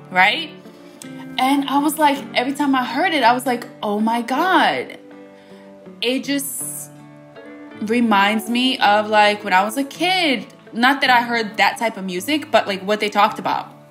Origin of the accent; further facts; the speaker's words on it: United States; growing up in America you would never hear me listen to country music.